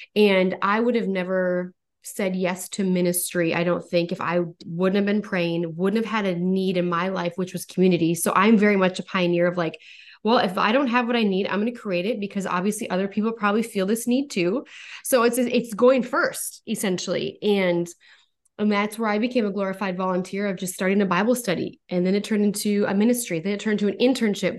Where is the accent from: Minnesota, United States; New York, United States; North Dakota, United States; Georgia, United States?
North Dakota, United States; born and raised in North Dakota